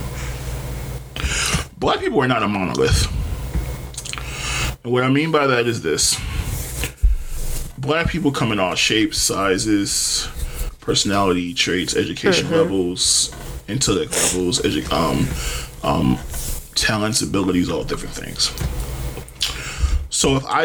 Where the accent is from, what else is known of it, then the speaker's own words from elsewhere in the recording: Detroit, Michigan, United States; I'm from Detroit